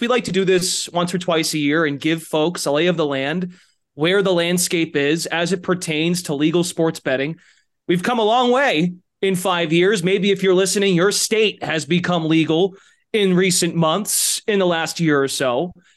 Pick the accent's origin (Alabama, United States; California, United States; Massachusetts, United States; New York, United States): Massachusetts, United States; I'm from Massachusetts